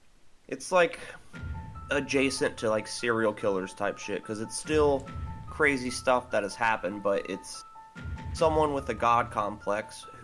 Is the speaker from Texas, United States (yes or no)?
yes; Texas, United States; we're from Texas